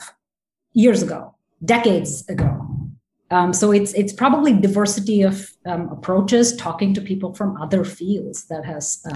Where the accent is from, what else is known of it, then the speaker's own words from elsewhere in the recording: India; I was raised in India